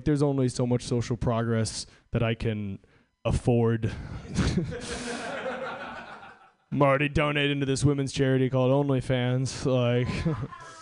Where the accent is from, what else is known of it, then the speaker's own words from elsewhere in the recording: Washington, United States; I'm from Washington State